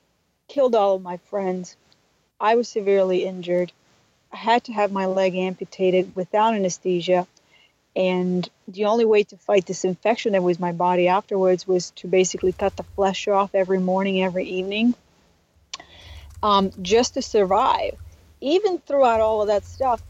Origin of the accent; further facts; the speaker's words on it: Mostar, Herzegovina-Neretva Canton, Bosnia & Herzegovina; moved away; I am originally from Bosnia, and when I was 16 years old, I lived through a genocide